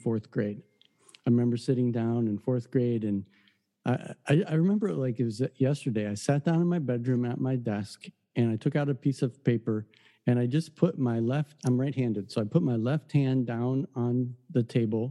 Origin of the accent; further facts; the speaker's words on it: Detroit, Michigan, United States; I grew up in the Detroit area